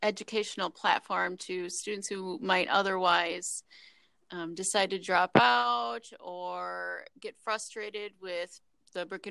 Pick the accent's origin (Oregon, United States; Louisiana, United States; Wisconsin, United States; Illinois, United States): Wisconsin, United States; moved away as an adult; now in Minnesota, United States; I grew up in Wisconsin, born and raised till I was 30